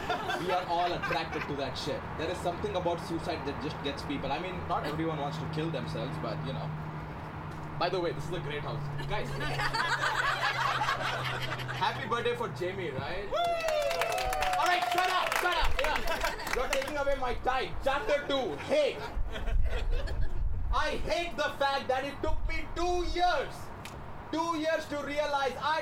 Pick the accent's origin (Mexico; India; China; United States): India; moved away as an adult; now in Toronto, Canada; I'm from India, right? I moved to Toronto in 2015